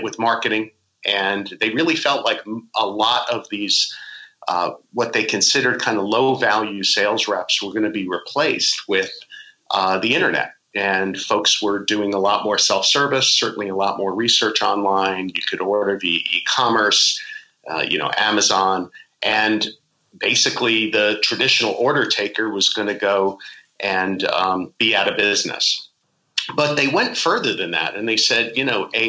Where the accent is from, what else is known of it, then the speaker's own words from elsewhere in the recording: Islip, New York, United States; I grew up in Long Island, New York, way out on the island. Well, not too far out, in Islip.